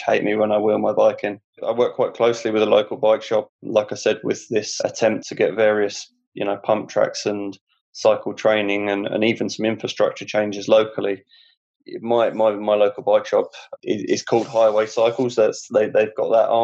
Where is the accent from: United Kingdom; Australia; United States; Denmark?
United Kingdom; Hertford, East of England; my hometown